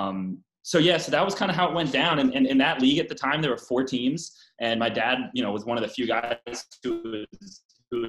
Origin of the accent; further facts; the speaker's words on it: Atlanta, Georgia, United States; also born or lived in Dana Point, California; I, grew up here in Atlanta. So this is very much home